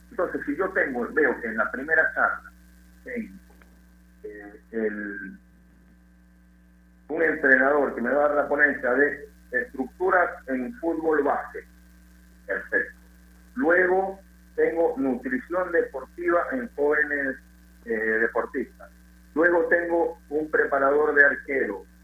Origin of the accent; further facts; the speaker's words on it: Lima, Peru; moved away as an adult; also born or lived in Venezuela; soy limeño